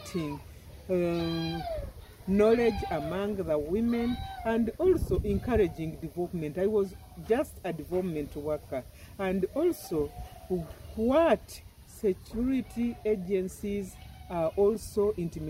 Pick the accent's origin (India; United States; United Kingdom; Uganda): Uganda; Bunyoro; first language Runyoro; English is a second language; My native language is Runyoro